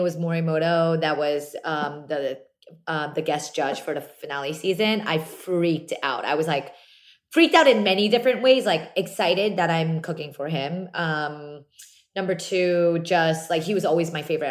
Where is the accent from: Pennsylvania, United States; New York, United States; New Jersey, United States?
New Jersey, United States; Very, very small Korean community growing up in South Jersey